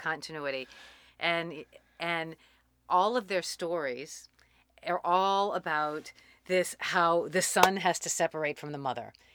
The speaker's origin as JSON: {"language": "English", "town": "New Orleans", "region": "Louisiana", "country": "United States", "tie": "born or raised there", "also_born_or_lived": "Boulder / Germany / San Francisco / Mexico", "moved": "as an adult", "said": "I grew up in New Orleans, and then I joined the Army after graduating from college"}